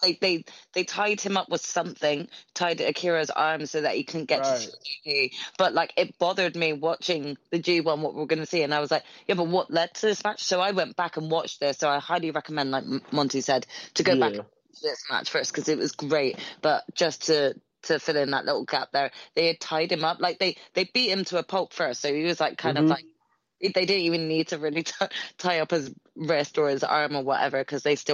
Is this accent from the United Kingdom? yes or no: yes; United Kingdom; I am British